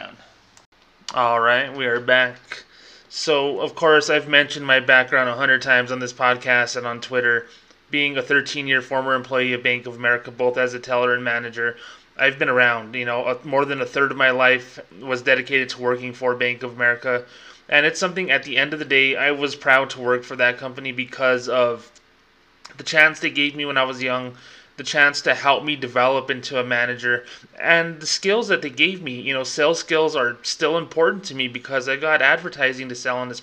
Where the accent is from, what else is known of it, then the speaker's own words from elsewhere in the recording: Socorro, New Mexico, United States; New Mexico Tech, my hometown's college